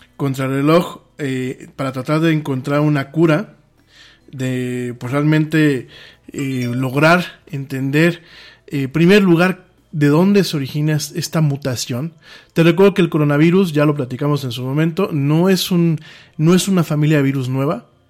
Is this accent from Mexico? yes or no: yes; Mexico